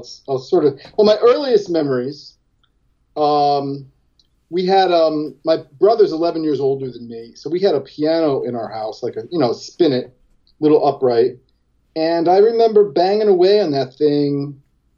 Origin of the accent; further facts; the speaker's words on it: Jersey City, New Jersey, United States; also born or lived in West New York, New Jersey; I was born in Jersey City